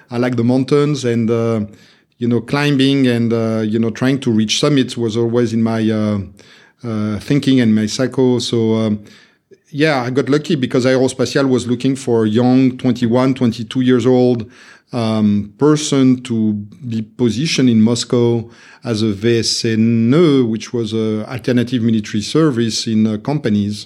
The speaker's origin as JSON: {"language": "English", "town": "Meudon", "region": "Île-de-France", "country": "France", "tie": "born or raised there", "moved": "as an adult", "lives_now": "London, United Kingdom", "said": "I was born and raised in France, so I always said that I'm, I'm a Frenchman with, uh, an American passport and, uh, Russian origins"}